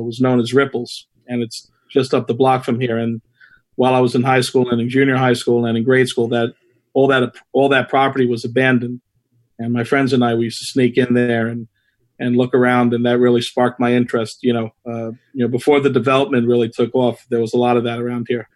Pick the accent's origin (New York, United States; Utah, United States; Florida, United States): New York, United States; New York City; also born or lived in Flushing, Queens; I was born in Flushing, uh, but I grew up uh, in Whitestone, and now I reside in the Beechhurst section of Whitestone